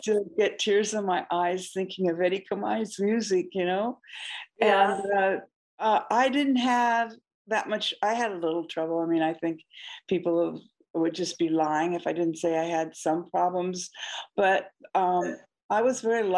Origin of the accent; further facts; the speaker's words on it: Oregon, United States; moved away as an adult; now in Hawaii, United States; I grew up in Oregon and moved here in 1975.